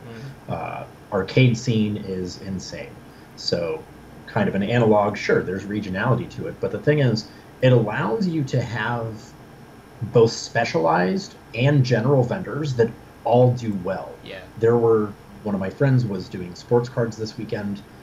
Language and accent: English; Midwest, United States; I'm from the Midwest